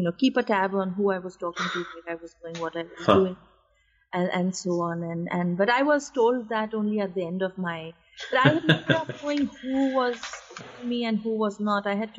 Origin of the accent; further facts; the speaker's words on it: India; my life growing up in India